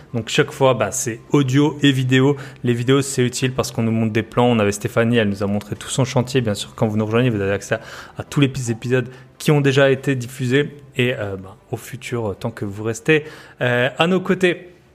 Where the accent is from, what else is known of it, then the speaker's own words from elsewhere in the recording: the East, eastern France, France; accent: eastern French; On est de l'Est. On a à peu près le même accent